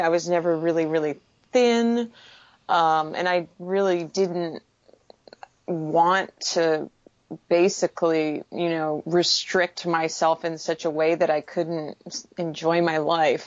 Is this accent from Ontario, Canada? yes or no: no; Manitoba, Canada; moved away as an adult; also born or lived in Winnipeg, Canada / Texas, United States; now in Vancouver, Canada; growing up in Manitoba